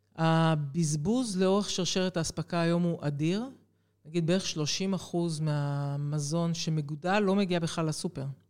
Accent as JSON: {"language": "Hebrew", "town": "Jerusalem", "region": "Jerusalem District", "country": "Israel", "tie": "born or raised there", "also_born_or_lived": "Haifa", "moved": "as an adult", "said": "אני אה, ילידת ירושלים, אחת מארבעה ילדים, מספר שתיים ברביעייה הזו, ו... בעצם החיים שלי התחילו בשכונת קטמון בירושלים"}